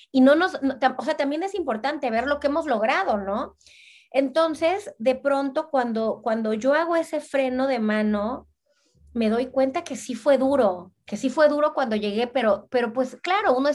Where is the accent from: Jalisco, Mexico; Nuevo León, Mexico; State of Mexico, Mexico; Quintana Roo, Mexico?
Quintana Roo, Mexico; Cancún; also born or lived in Veracruz; now in Brussels, Belgium; también yo vengo de Cancún, de Veracruz, que son ciudades chiquitas. Mana, aquí es una capital, o sea, yo vivo en Bruselas.